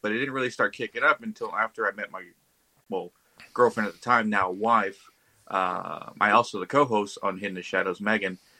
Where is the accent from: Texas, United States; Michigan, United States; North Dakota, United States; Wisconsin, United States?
Texas, United States; since I was a kid on the ranch I grew up in Texas